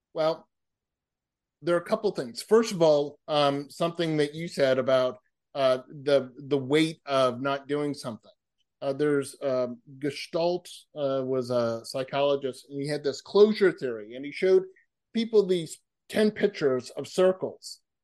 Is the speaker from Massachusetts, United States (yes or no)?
yes; Massachusetts, United States; moved away; also born or lived in California; I grew up in Massachusetts